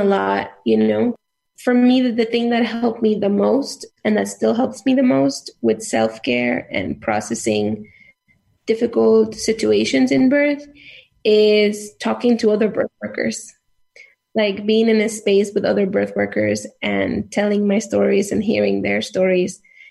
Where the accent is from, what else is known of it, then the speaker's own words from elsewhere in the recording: south of Nuevo León, Mexico; moved away; also born or lived in Mexico City; I grew up in the state of Nuevo León, which is a northern state. It's a border state. I grew up in the south of Nuevo León